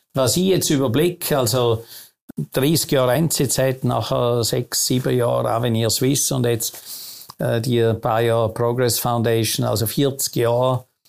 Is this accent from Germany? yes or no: no; Vorarlberg, Austria; moved away as an adult; now in Switzerland; als gebürtiger Vorarlberger